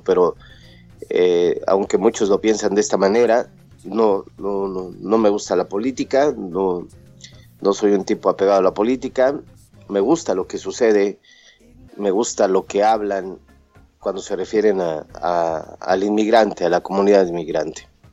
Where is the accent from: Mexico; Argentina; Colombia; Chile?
Mexico; moved away as an adult; now in United States; Al llegar a los Estados Unidos y, cuando me fui de México